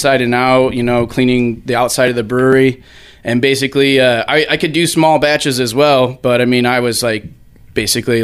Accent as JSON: {"language": "English", "area": "Evil Czech brewery's town", "region": "Indiana", "country": "United States", "tie": "born or raised there", "said": "this is my hometown"}